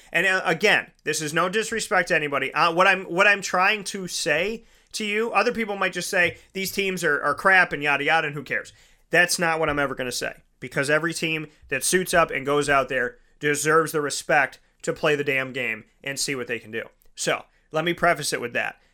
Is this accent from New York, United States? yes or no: yes; Syracuse, New York, United States; I was born and raised in Syracuse